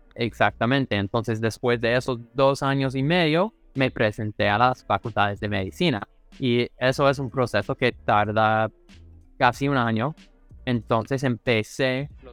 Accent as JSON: {"language": "Spanish", "region": "Missouri", "country": "United States", "tie": "born or raised there", "also_born_or_lived": "Kansas City / California / Cali, Colombia", "accent": "gringo", "second_language": "Spanish", "moved": "as an adult", "lives_now": "New York, United States", "said": "fue de Missouri, nací allá, en la mitad de la nada"}